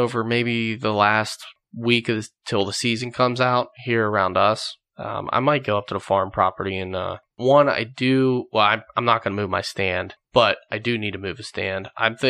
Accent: Edinburg, Pennsylvania, United States; It's my hometown. You know, Edinburgh, PA, that's just down the street from me. I grew up here.

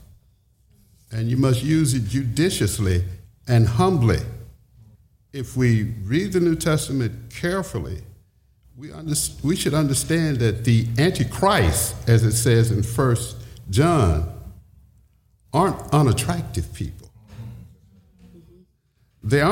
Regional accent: the South, United States; born and raised in the South

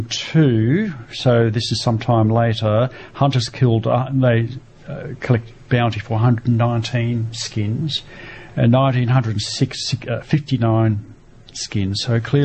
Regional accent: Lord Howe Island, New South Wales, Australia; I'm from Lord Howe, and we have these birds, we have these plants, and they're ours, and I'm part of it.

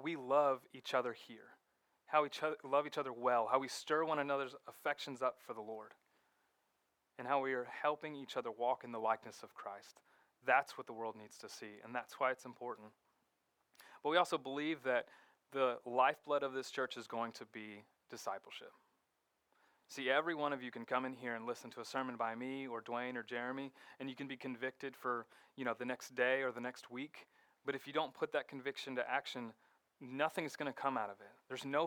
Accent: Fort Lauderdale, Florida, United States; moved away as an adult; where I grew up in Fort Lauderdale

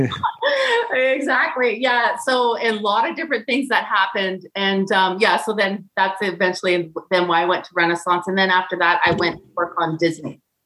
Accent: Kelowna, British Columbia, Canada; I'm from Canada.

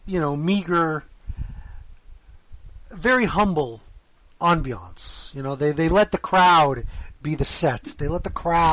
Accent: the South, United States; I'm from the South, so I watched NWA.

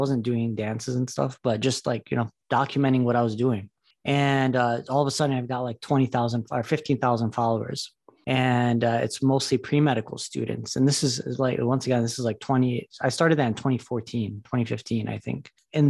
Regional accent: Detroit, Michigan, United States; So I'm my story is that I grew up in Metro Detroit. I went to Michigan State for medical school.

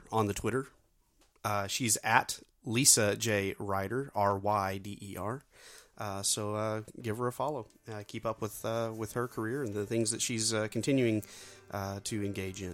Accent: Joplin, Missouri, United States; you're talking to a couple of guys from the Midwest. I mean, we're about, 2.5 hours south of Kansas City. Mm-hmm. In a little place called Joplin

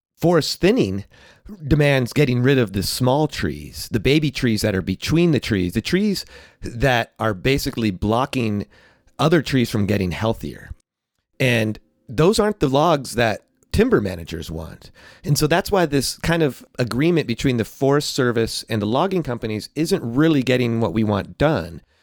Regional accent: California, United States; also born or lived in New York City; I grew up in California

